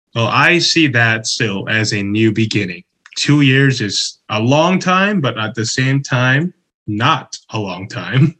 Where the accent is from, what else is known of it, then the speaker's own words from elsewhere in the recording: Chicago, Illinois, United States; moved away as an adult; also born or lived in Toyama, Japan; now in Tokyo, Japan; I'm originally from Chicago